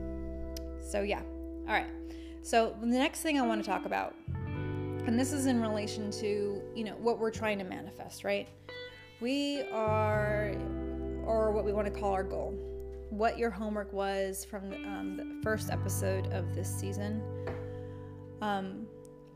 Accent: United States; as an American

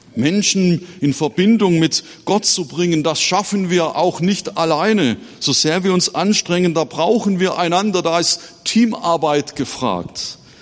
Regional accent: Baden-Württemberg, Germany; moved away as an adult; now in Erzhausen, Germany; heute mit euch Gottesdienst zu feiern in meiner Heimatgemeinde

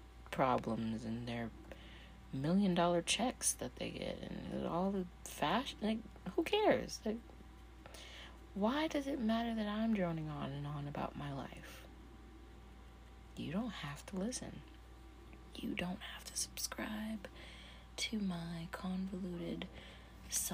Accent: Skowhegan, Maine, United States; I was born in Maine. Skowhegan, Maine.

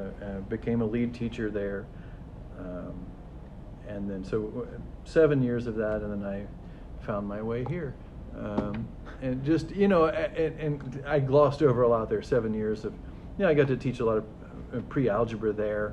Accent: Columbus, Indiana, United States; I grew up in Columbus, Indiana.

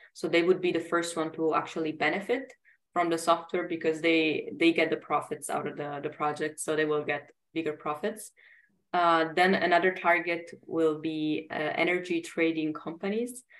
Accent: Italy; English is a second language; moved away as an adult; also born or lived in Sweden; now in Germany; I'm originally from Italy and I studied in uh, different countries and now I'm I'm in Germany

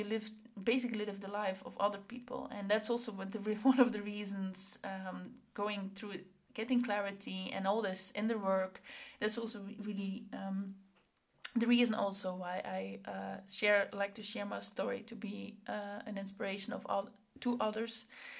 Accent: Flanders, Belgium; accent: Flemish; now in Netherlands; I grew up in Belgium, so I have a Flemish, I speak Flemish, and then I moved to the Netherlands, and then I had a Flemish accent.

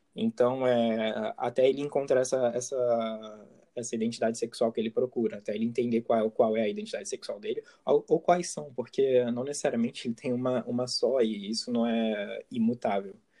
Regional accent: Rio de Janeiro, Brazil; accent: carioca; moved away as an adult; now in France; eu estou morando na França, mas eu, eu nasci no Rio de Janeiro e eu morei no Rio de Janeiro até meus 20 e poucos anos

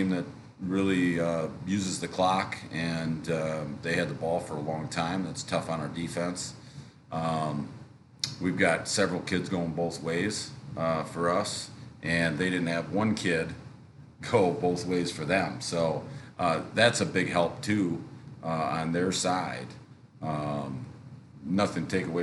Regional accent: Standish, Michigan, United States; I'm from Standish. I went to school there. It's my alma mater

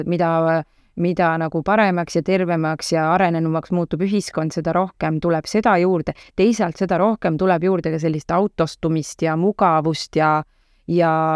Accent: Tallinn, Harju County, Estonia; ma olen selline mitmendat põlve Tallinna, Tallinna laps ja kesklinna äh, kesklinnas nagu suuresti üles kasvanud ka

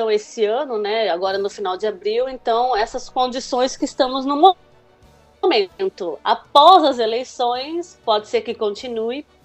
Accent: Brazil; now in France; como ainda sou brasileira, né, tenho cidadania brasileira, eu não tenho direito de votar.

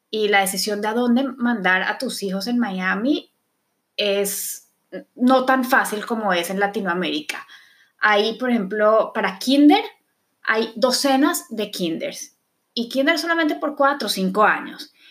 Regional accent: Bogotá, Colombia; Por ejemplo, yo creciendo en Colombia fui al colegio hebreo. Es el único colegio judío que hay en Bogotá.

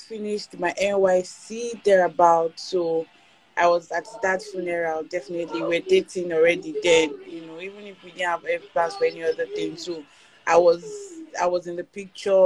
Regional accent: Abeokuta, Ogun State, Nigeria; I grew up in Abeokuta. My parents live there. So I've been in Abeokuta all my life.

